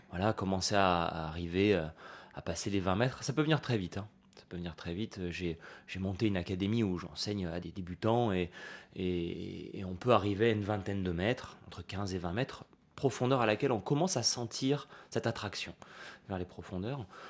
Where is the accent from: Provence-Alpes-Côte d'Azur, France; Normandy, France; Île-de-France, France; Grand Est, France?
Provence-Alpes-Côte d'Azur, France; Nice; en grandissant à Nice, tous les étés, j'allais, euh, à la plage, comme tous les gosses